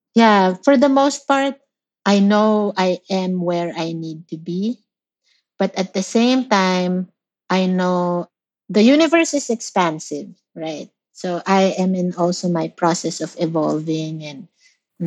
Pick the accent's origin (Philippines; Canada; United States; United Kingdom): Philippines; moved away; I, I grew up in the Philippines